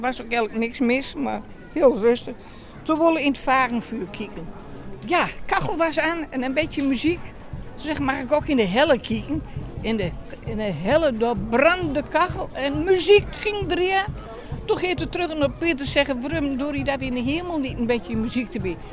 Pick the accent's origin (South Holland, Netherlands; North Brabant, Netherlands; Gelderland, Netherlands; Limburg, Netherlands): Gelderland, Netherlands; Groenlo; ik kom eigenlijk uit Groenlo, Grolle